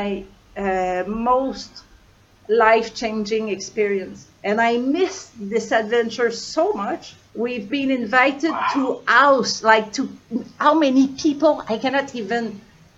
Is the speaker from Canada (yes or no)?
yes; Canada; moved away; I'm from Canada